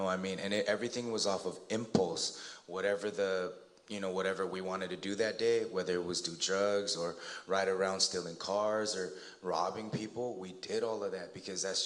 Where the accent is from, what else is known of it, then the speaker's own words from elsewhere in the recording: Alhambra, California, United States; I grew up in the San Gabriel Valley